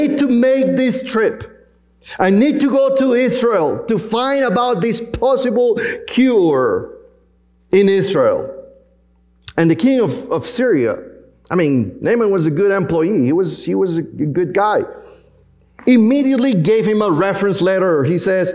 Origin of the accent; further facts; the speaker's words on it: Panama; moved away; my home country, in Panama